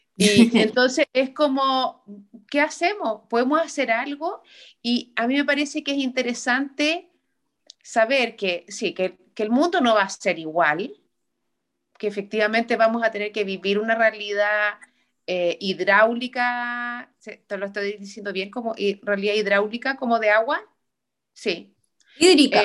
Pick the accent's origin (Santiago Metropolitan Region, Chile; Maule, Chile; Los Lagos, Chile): Santiago Metropolitan Region, Chile; Santiago; also born or lived in Iquique; nosotros como santiaguinos sí nos conocemos los barrios